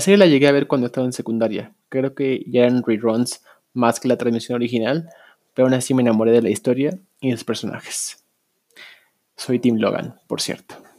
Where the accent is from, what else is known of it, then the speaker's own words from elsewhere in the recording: Mexico City, Mexico; soy de la Ciudad de México y desde aquí escucho el, podcast.